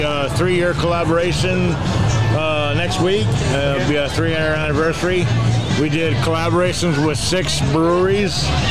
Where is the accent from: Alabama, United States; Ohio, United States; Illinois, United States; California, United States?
Illinois, United States; Chicago; I'm from Chicago.